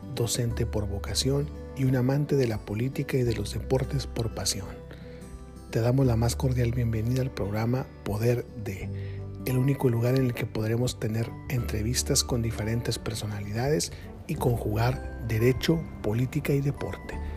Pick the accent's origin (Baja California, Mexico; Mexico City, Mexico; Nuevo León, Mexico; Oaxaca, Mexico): Baja California, Mexico; Tijuana; Soy tijuanense de nacimiento